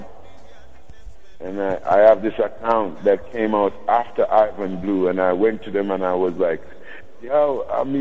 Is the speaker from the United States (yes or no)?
no; Saint Thomas, Jamaica; being a youth coming from the country, I was born in St. Thomas, which is on the eastern side of Jamaica